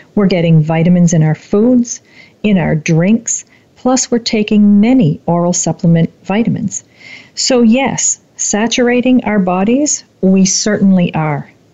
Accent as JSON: {"language": "English", "country": "Canada", "tie": "born or raised there", "said": "my hometown"}